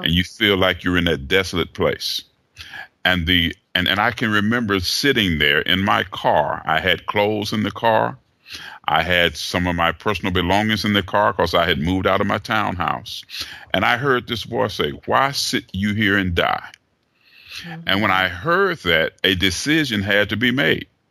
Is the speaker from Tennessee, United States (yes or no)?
yes; Chattanooga, Tennessee, United States; moved away as an adult; now in Atlanta, United States; Originally born and raised in Chattanooga, Tennessee.